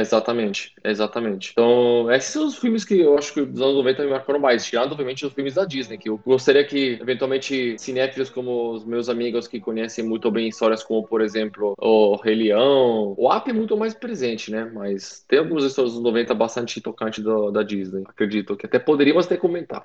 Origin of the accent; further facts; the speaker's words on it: Italy; dois ou três filmes que marcaram na minha infância, fora do Brasil, na Itália